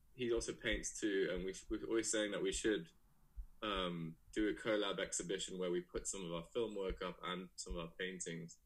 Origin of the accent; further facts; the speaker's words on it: Johannesburg, Gauteng, South Africa; moved away as an adult; also born or lived in Leeds / Cape Town; now in London, United Kingdom; I'm from Leeds originally, but um, I grew up in South Africa